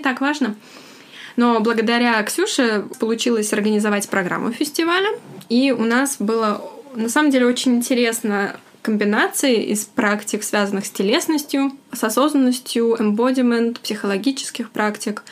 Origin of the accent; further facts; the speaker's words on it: Russia; moved away; я вот из России